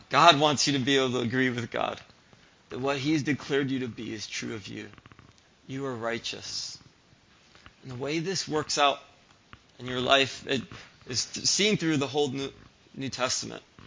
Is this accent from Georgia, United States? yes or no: no; Springfield, Massachusetts, United States; moved away; I grew up in Springfield, Massachusetts